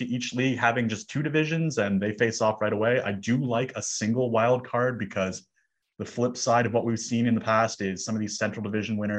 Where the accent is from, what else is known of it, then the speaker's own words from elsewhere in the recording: Toronto, Ontario, Canada; I grew up in Toronto